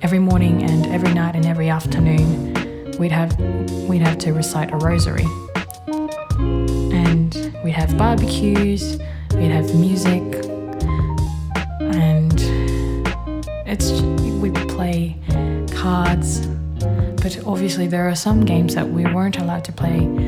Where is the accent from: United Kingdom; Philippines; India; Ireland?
Philippines; moved away; Being Filipino means having strict parents